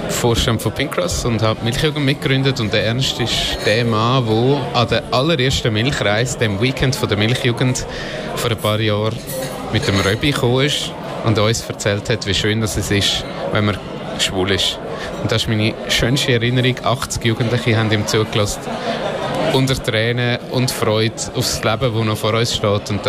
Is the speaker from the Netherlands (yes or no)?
no; Bülach, Zurich, Switzerland; ich komme aus Bülach, also aus Zürich, bin 25